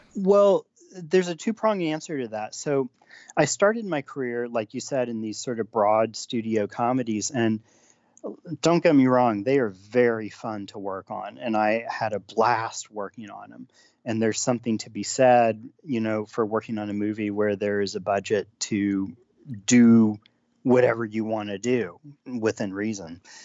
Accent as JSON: {"language": "English", "country": "United States", "said": "as an American"}